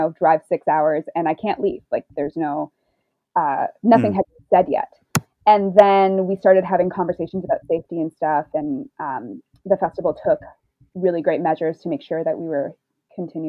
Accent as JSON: {"language": "English", "town": "Ottawa", "region": "Ontario", "country": "Canada", "tie": "born or raised there", "also_born_or_lived": "Stratford / Chicago", "moved": "as an adult", "said": "I moved home actually from Stratford to Ottawa for this little period here. I came home to my childhood home"}